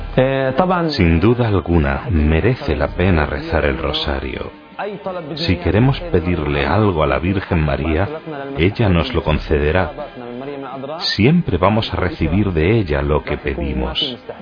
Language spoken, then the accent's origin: Spanish; Beit Jala, West Bank, Palestine; soy de Beijala. Beijala es un pueblo pequeño cerca de Belén